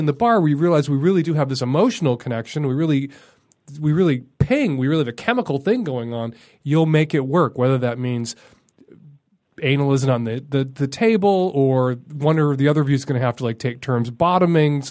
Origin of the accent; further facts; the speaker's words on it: Chicago, Illinois, United States; Chicago. It's my hometown.